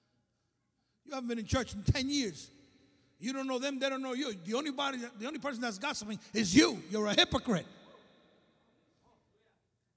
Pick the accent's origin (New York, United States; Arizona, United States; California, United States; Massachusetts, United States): New York, United States; New York City; I was raised in the church. My father was the pastor of the largest church in Brooklyn. You can tell from my accent, right? I'm from Brooklyn